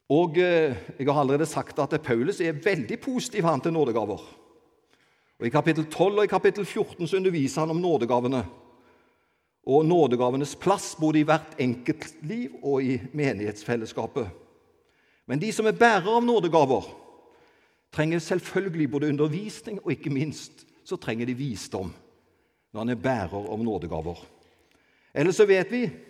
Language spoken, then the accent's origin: Norwegian; Avaldsnes, Rogaland, Norway; jeg er egentlig fra Avaldsnes, født og oppvokst på Avaldsnes